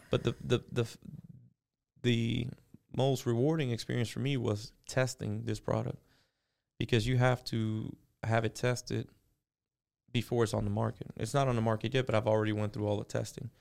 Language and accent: English; Miami, Florida, United States; now in Southwest Florida, United States; born and raised in Miami, Florida. I moved to Southwest Florida when I was twenty